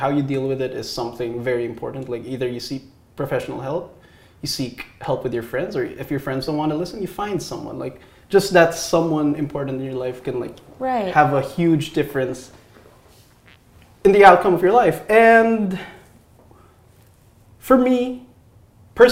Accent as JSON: {"language": "English", "country": "Philippines", "tie": "born or raised there", "moved": "as an adult", "lives_now": "United States", "said": "I was born in the Philippines"}